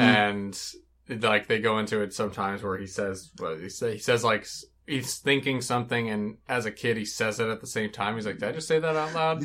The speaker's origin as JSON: {"language": "English", "country": "United States", "said": "as an American viewer"}